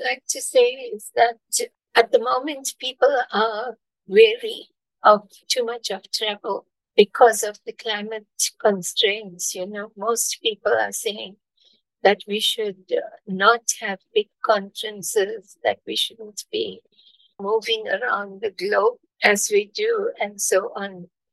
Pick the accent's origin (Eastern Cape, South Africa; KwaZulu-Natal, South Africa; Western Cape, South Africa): KwaZulu-Natal, South Africa; Durban; I am from South Africa, I was born in Durban, South Africa, and I live here.